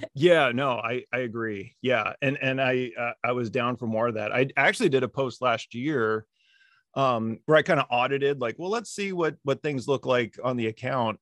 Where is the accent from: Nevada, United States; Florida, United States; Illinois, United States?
Nevada, United States; Las Vegas; moved away as an adult; also born or lived in Central Virginia; I grew up in Las Vegas